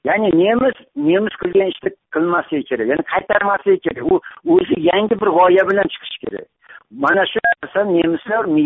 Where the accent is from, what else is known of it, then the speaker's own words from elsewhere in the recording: Uzbekistan; biz yoshligimizdan boshlab mana shu o'zbekistonda yashayotganlar